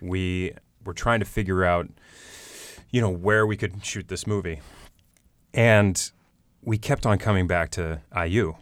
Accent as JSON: {"language": "English", "town": "Greencastle", "region": "Indiana", "country": "United States", "tie": "born or raised there", "also_born_or_lived": "New York City", "moved": "as an adult", "said": "I grew up in Greencastle, Indiana, in the same house"}